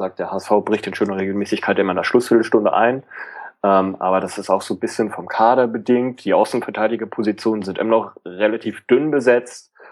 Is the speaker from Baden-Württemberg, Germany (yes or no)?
no; Hamburg, Germany; also man ist froh als Hamburger über jedes Stückchen Konstanz